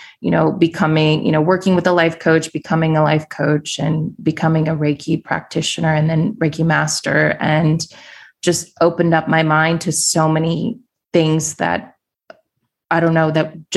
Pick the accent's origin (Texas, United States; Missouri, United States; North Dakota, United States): Missouri, United States; Kansas City; moved away as an adult; also born or lived in New York City; left my hometown of Kansas City, Missouri, moved to New York City with my then husband. This was 15 years ago